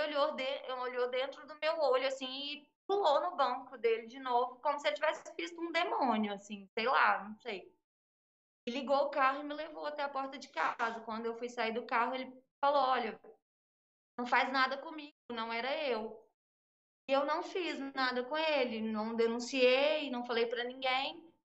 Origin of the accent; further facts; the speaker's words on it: interior of Minas Gerais, Brazil; moved away; Eu sou do interior de Minas Gerais